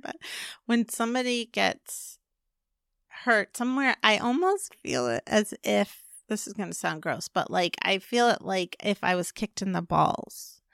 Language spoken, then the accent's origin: English; California, United States; I grew up in California